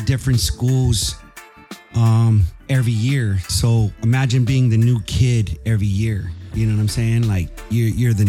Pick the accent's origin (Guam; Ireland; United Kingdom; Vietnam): Guam; Santa Rita; now in San Diego, United States; I'm originally from Santa Rita. Big up all my Santa Rita family out there, Southside.